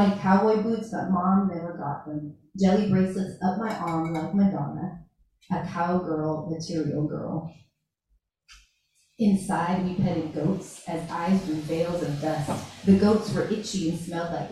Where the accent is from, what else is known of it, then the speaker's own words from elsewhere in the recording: Pacific Northwest, United States; I grew up in the Pacific Northwest